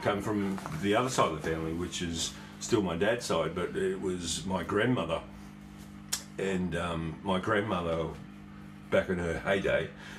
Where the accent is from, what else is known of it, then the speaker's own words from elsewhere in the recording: Armidale, New South Wales, Australia; born there; I was born in a small country town in Armidale, in New South Wales. Small country town from a very, very small family.